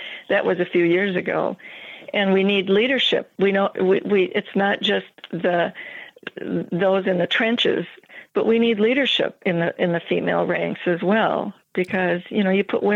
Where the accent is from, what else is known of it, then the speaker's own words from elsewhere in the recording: Minnesota, United States; now in Montana, United States; I'm from Minnesota